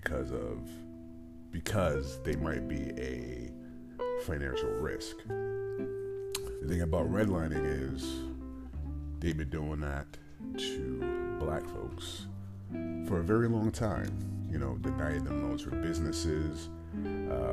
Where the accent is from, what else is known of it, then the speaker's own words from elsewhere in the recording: Stratford, Connecticut, United States; I'm from Connecticut